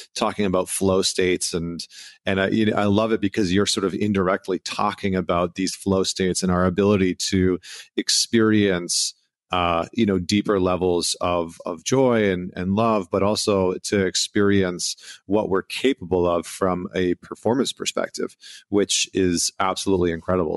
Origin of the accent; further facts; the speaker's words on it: Canada; being a Canadian boy